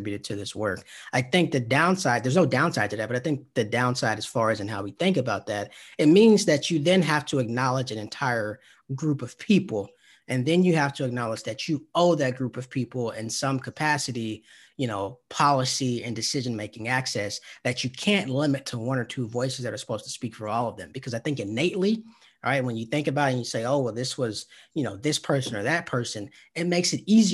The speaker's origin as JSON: {"language": "English", "area": "right outside of Atlanta", "region": "Georgia", "country": "United States", "tie": "born or raised there", "said": "I being from Georgia, I should say this, I grew up right outside of Atlanta"}